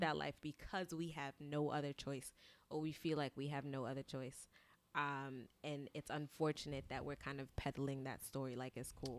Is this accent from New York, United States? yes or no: yes; New York City, New York, United States; I grew up in Brownsville